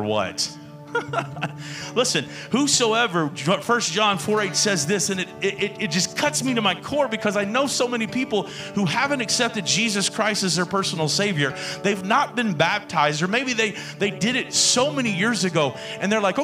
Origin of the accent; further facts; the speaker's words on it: the South, United States; also born or lived in Houston, Texas / Georgia; I grew up in the South